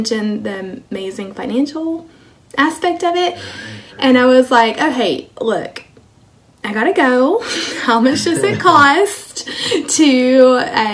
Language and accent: English; Kilgore, Texas, United States; moved away as an adult; also born or lived in Germany / Georgia / Hawaii / South Korea; now in Nebraska, United States; I grew up in Kilgore, Texas, which is a small town in East Texas. Lived there my entire life until I met my Army husband